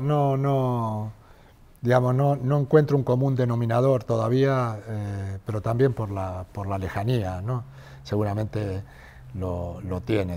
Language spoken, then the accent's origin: Spanish; Argentina; now in Madrid, Spain